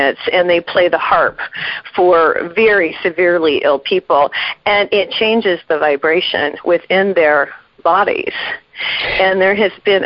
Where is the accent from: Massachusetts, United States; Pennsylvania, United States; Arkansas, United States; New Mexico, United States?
New Mexico, United States; I'm from New Mexico.